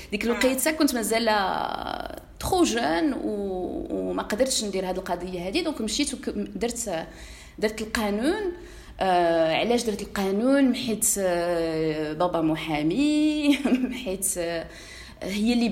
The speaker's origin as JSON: {"language": "Arabic", "town": "Meknes", "region": "Fès-Meknès", "country": "Morocco", "tie": "born or raised there", "said": "انا من مكناس"}